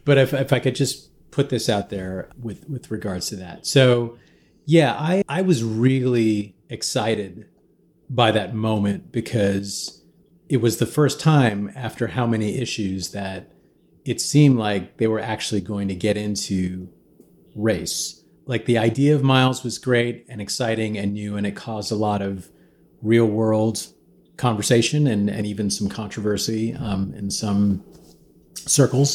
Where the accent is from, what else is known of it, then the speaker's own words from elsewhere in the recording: Midwest, United States; I kinda grew up being, you know, a minority in the Midwest